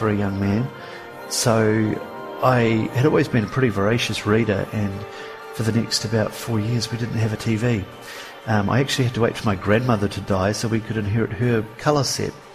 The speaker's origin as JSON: {"language": "English", "town": "Kaikoura", "region": "Canterbury", "country": "New Zealand", "tie": "born or raised there", "said": "growing up in Kaikoura, we had this sort of farming environment in the background"}